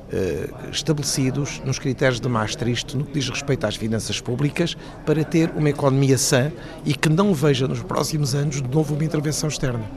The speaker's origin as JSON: {"language": "Portuguese", "country": "Portugal", "said": "como português e também como economista"}